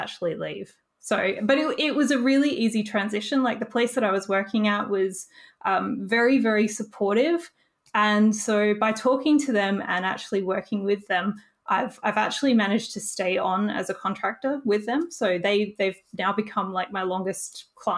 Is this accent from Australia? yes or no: yes; Australia; it was my first time seeing snow as an Australian. We don't get a lot of it